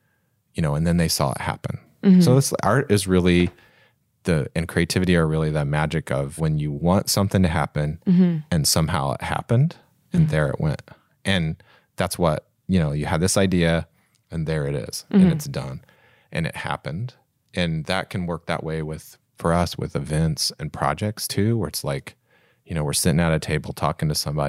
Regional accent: Kokomo, Indiana, United States; also born or lived in Warsaw; So I grew up in Kokomo and Warsaw and there were a lot of country bands.

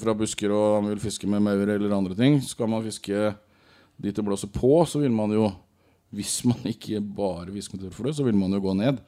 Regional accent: Rogaland, Norway; jeg er jo rogalending

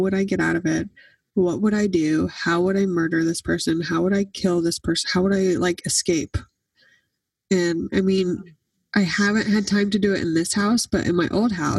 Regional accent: Oklahoma, United States; now in Franklin, United States; Growing up in Oklahoma

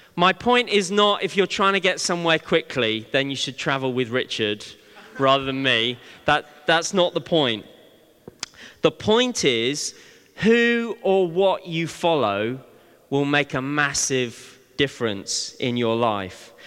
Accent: Bristol, South West England, United Kingdom; when I was young, growing up in Bristol

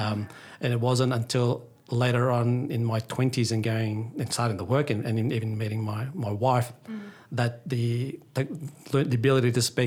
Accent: Melbourne, Victoria, Australia; I went from St. John's Mitcham to St. Scholastica in Burwood, mm-hmm. and then St. Mary Magdalene in Chadston before going to a state school in grade six. So growing up, I was always in within different types of ethnic groups. So it was very diverse as growing up. And obviously with my Filipino background

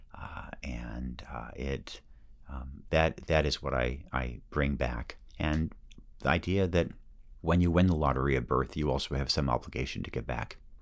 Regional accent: Yamhill, Oregon, United States; moved away; my hometown has been, uh, pretty brutally hit by lost working class jobs

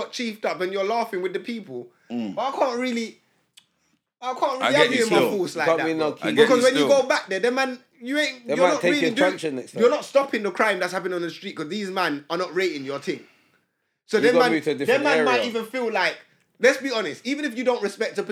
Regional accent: London, United Kingdom; growing up in Wood Green

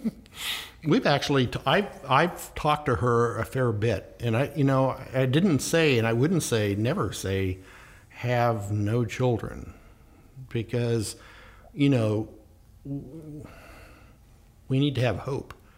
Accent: the Ozarks, Missouri, United States; now in Fairfield County, Connecticut, United States; I grew up down in the Ozarks

